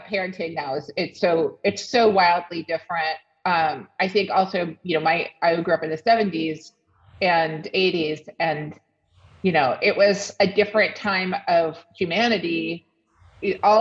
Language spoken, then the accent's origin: English; Washington, District of Columbia, United States; moved away; also born or lived in Olympia; growing up in Washington, D.C.